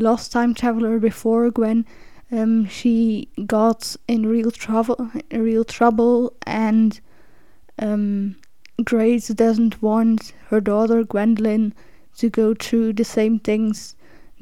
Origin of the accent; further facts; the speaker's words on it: Belgium; English is a second language; since I'm from Belgium and we learn French. We're either born speaking French or we learn it in school. Like, I've been learning French since I was 10.